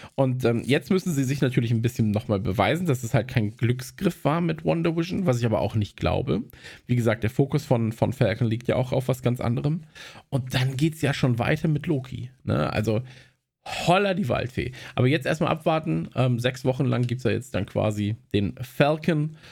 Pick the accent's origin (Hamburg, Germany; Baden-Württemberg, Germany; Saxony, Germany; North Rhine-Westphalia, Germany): North Rhine-Westphalia, Germany; bei uns in Nordrhein-Westfalen